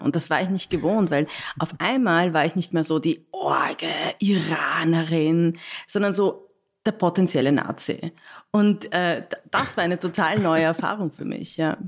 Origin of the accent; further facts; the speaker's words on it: Vienna, Austria; ich komme aus Wien, habe ich gesagt, ich komme aus Wien